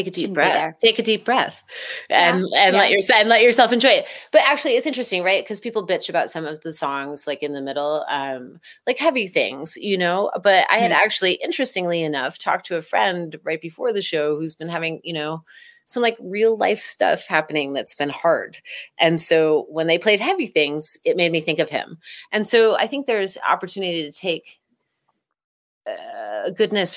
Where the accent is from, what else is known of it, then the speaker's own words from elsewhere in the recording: East Coast, United States; I grew up on the East Coast and saw most of my early shows there